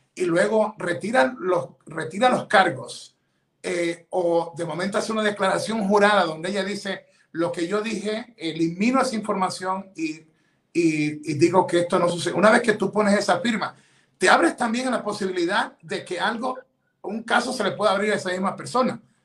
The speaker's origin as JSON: {"language": "Spanish", "country": "Ecuador", "moved": "yes", "lives_now": "United States", "said": "yo soy ecuatoriano, ciudadano americano"}